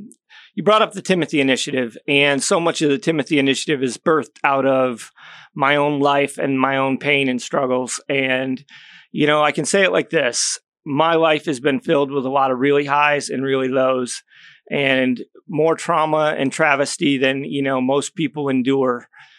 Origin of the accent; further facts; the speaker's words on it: Syracuse, New York, United States; born there; Well, originally I was born in upstate New York, Syracuse area.